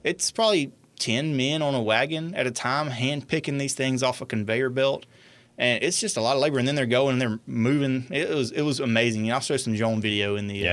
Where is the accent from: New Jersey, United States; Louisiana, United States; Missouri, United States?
Louisiana, United States; Franklin Parish; I grew up in Franklin Parish